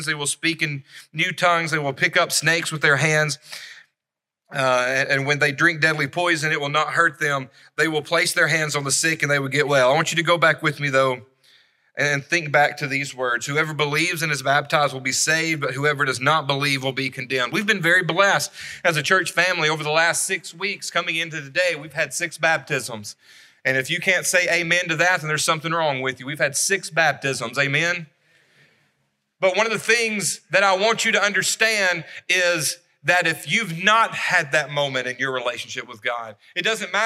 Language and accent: English; Savannah, Tennessee, United States; also born or lived in Florence, Alabama; I was born in Florence. When I was 10 years old, we moved to Savannah, Tennessee